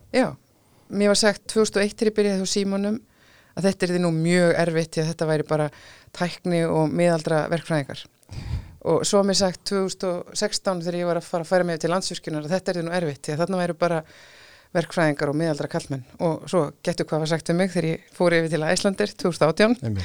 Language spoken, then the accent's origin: Icelandic; Iceland; við erum Íslendingar